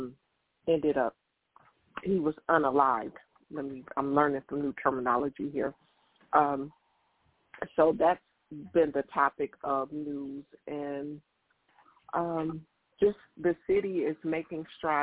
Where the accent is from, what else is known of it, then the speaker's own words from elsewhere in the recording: Detroit, Michigan, United States; I'm from Detroit, Michigan.